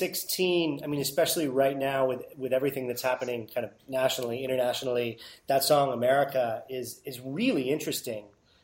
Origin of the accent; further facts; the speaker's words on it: United States; for me as an American